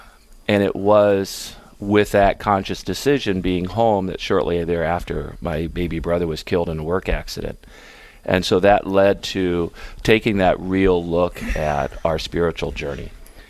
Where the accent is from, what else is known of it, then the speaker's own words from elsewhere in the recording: Miller, South Dakota, United States; also born or lived in Iraq / Qatar; now in Milbank, United States; Well, I grew up in Miller, South Dakota. I'm from a small family of nine kids.